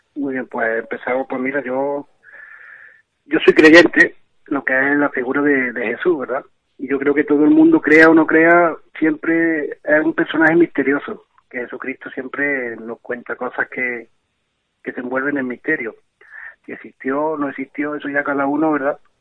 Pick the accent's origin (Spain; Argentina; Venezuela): Spain; Cabra, Andalusia; aquí en mi pueblo, aquí en Cabra